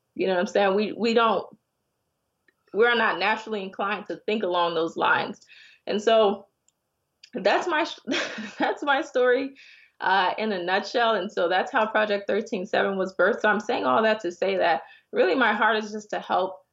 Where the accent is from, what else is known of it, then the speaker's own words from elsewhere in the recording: Miami, Florida, United States; moved away as an adult; also born or lived in Connecticut / Ghana; I'm originally from Miami, but I'd moved up to Connecticut